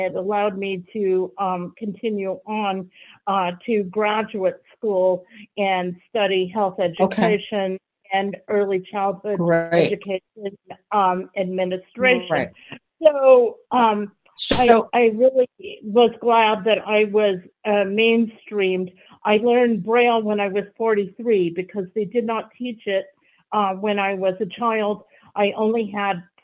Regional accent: Colorado, United States; I'm from Colorado, and I was mainstreamed in 1960 as a kindergartner and went all the way through 12th grade in the same school

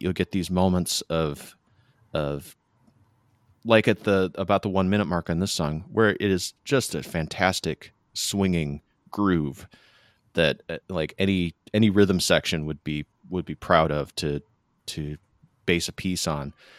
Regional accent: Michigan, United States; the malls where I grew up in Michigan.

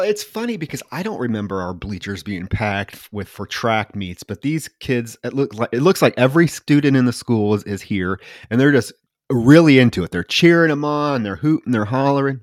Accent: Davenport, Iowa, United States; born or raised there

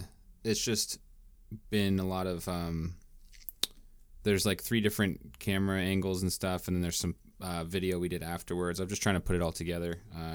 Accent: eastern Washington, United States; now in California, United States; because I'm from Washington, so it feels like in eastern Washington there's just like – it's exactly like this area, and it just feels like I'm back, like in this spot back home

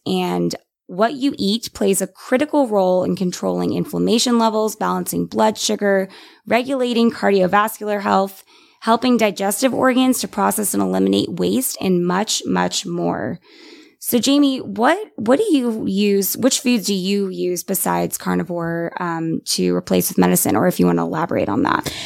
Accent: San Antonio, Texas, United States; moved away as an adult; now in Austin, United States; I am from San Antonio, but moved to Austin seven years ago for college

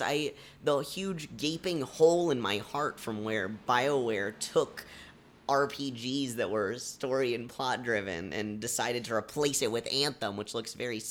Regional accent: Colorado, United States; I'm from Colorado.

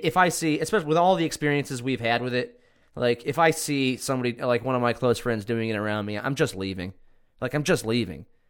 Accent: Cortland, New York, United States; my hometown, Cortland

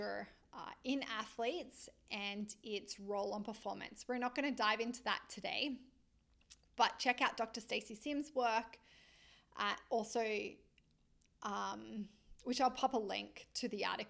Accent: Australia; moved away as an adult; now in Vancouver, Canada; I am an Australian lizard, born and bred in the sunshine and the warmth

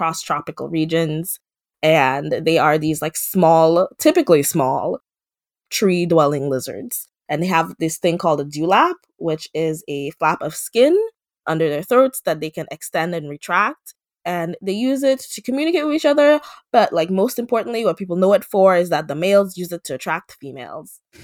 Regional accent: Dominica; I am from the Commonwealth of Dominica, which is a small island in the Caribbean

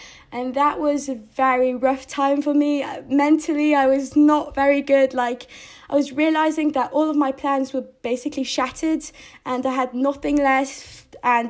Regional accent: United Kingdom; So I was really happy because, they're British people. And I'm British, so I felt like good.

